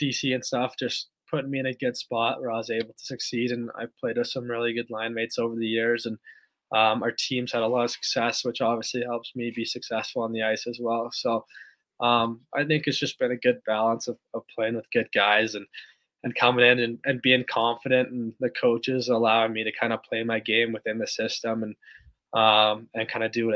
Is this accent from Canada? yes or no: yes; Canada; moved away; Being a Canadian